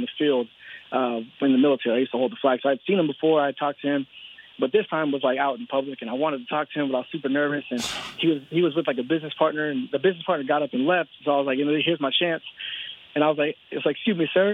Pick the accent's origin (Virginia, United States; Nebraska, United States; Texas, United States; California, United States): Texas, United States; I'm from Texas